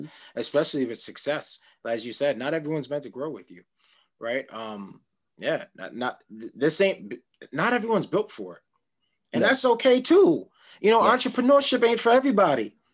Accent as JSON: {"language": "English", "town": "New York City", "region": "New York", "country": "United States", "said": "I'm from Queens"}